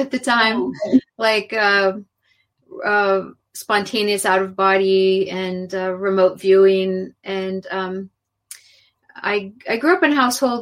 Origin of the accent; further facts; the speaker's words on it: California, United States; also born or lived in Mexico; growing up in California